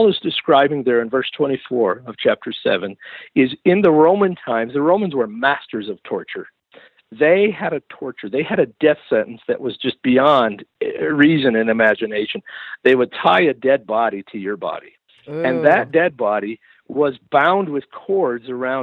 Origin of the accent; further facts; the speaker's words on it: Western New York, United States; moved away; I grew up in legalism in Western New York.